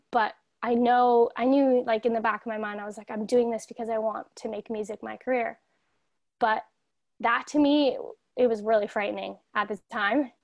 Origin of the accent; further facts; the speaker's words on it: Toronto, Ontario, Canada; I'm from Toronto, Ontario, so I'm from Canada over here